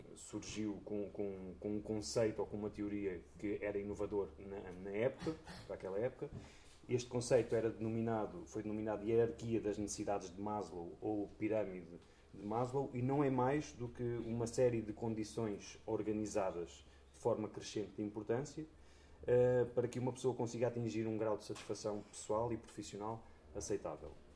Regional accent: Coimbra, Centro, Portugal; moved away as an adult; now in Covilhã, Portugal; eu nasci em Coimbra, fiz a minha vida toda em Coimbra e há cerca de 10 anos fui viver para a Covilhã

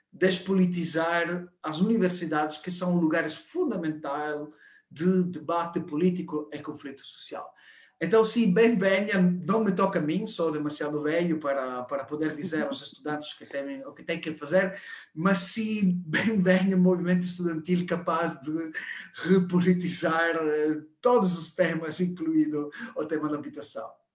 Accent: Italy; Portuguese is a second language; now in Portugal; Eu sou italiano

